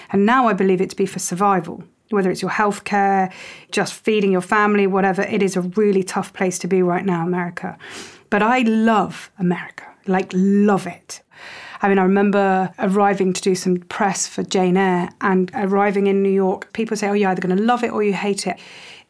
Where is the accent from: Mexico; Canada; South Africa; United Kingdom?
United Kingdom; I don't feel very English at all. I'm British, but I don't feel very English. My family were Polish, Irish.